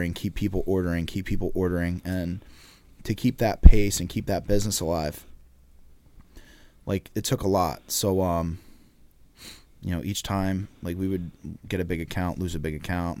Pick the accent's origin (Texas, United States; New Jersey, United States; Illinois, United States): New Jersey, United States; Laurence Harbor; also born or lived in Old Bridge, New Jersey; where I grew up, and you know, I'm from the Jersey Shore